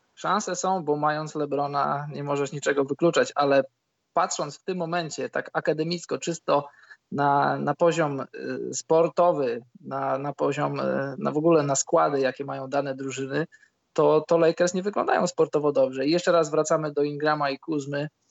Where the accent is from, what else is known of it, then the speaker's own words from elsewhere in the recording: Poland; my żyjąc w Polsce